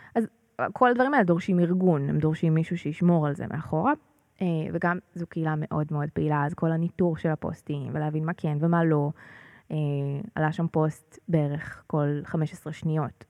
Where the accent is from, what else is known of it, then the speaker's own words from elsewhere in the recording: Northern District, Israel; now in Pardes Hanna-Karkur, Israel; אני גדלתי במושב בצפון